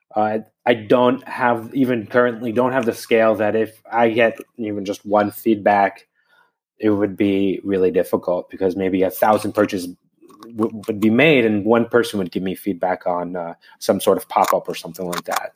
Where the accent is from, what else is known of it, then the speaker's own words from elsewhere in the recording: New Jersey, United States; now in Bologna, Italy; I'm from New Jersey, though I haven't lived there in a long time